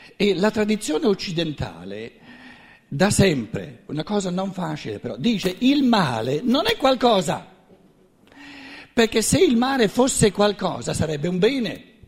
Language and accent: Italian; Black Forest, Baden-Württemberg, Germany; tutto bello tedesco, vengo dalla Selva Nera